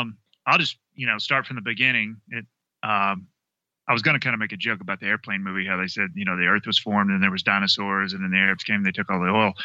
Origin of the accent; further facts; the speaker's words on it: the South, United States; I'm a Southerner, so I'm not used to seeing, you know, these snow-capped peaks.